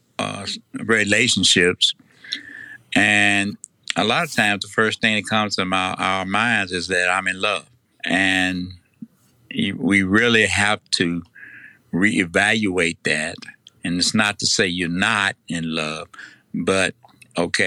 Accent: Tennessee, United States; accent: Tennessee; my Tennessee accent

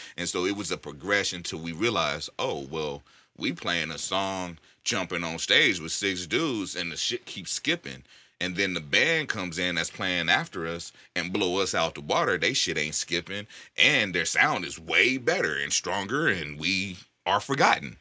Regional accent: the Bay Area, California, United States; moved away; I grew up in the Yay, so I go back and visit every once in a while.

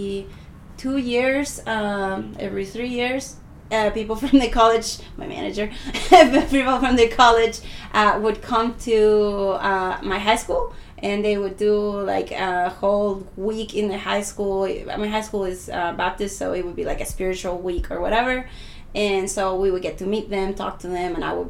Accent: Temuco, Araucanía, Chile; also born or lived in United States; now in Santiago, Chile; I am originally from Chile. And actually, I always say I'm from Temuco, which is the south.

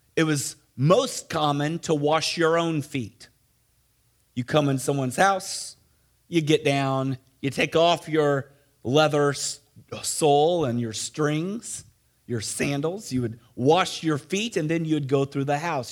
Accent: Missouri, United States; moved away; also born or lived in Ohio; I grew up in Missouri

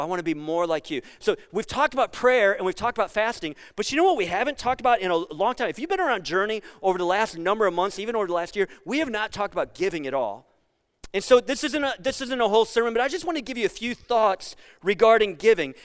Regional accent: Sandusky, Ohio, United States; I grew up on Camp Street in Sandusky.

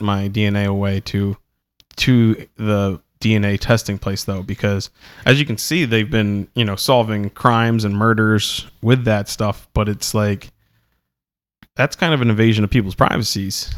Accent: Delaware, United States

